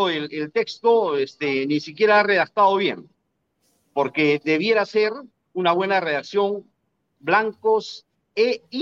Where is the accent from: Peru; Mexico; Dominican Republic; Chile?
Peru; No, yo soy peruano.